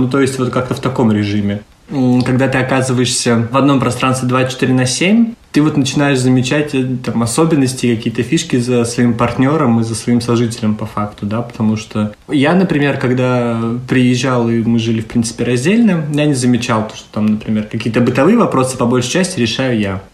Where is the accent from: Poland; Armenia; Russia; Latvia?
Russia; Saint Petersburg; moved away as an adult; now in Tallinn, Estonia; Я из Санкт-Петербурга, но летом прошлого года переехал в Таллин